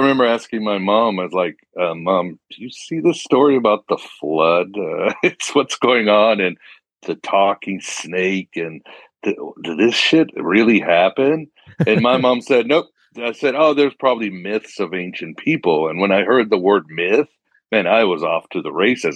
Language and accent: English; Mexico; moved away; I was growing up in Mexico